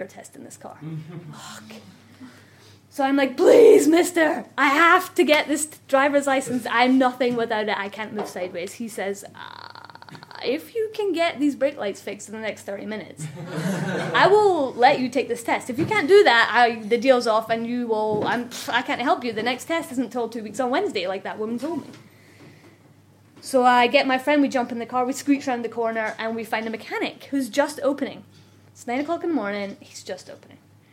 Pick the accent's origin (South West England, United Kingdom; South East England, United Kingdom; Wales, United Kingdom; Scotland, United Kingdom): Scotland, United Kingdom; accent: Scottish; moved away as an adult; I'm Scottish